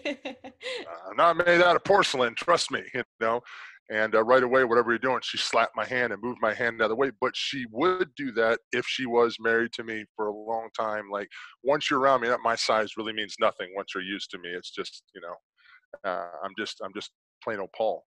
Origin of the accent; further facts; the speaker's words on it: South Carolina, United States; I'm from South Carolina